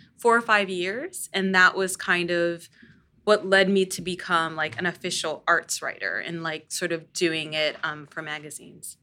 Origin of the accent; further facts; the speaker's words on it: Northern Virginia, United States; I grew up in Northern Virginia